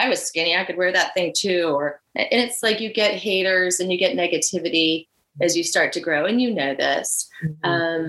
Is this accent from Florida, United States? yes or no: no; Virginia Beach, Virginia, United States; also born or lived in Miami / Fort Lauderdale; now in Charleston, United States; I'm from Virginia Beach originally